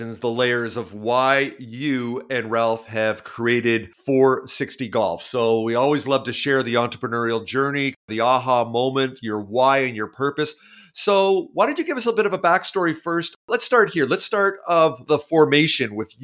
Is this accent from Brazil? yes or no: no; Toronto, Ontario, Canada; now in Vancouver, Canada; I grew up in Toronto